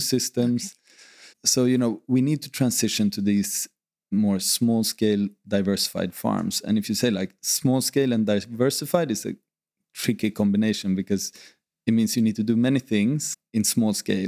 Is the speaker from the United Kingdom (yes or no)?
no; Sweden; moved away as an adult; now in Ibiza, Spain; I grew up in Sweden